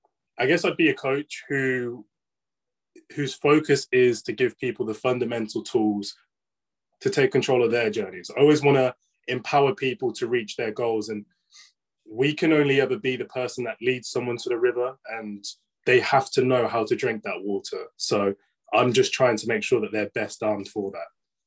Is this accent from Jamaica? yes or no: no; London, United Kingdom; I'm from London.